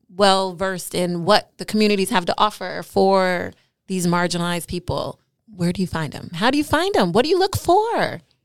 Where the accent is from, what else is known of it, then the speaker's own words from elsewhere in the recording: New York City, New York, United States; I'm a New Yorker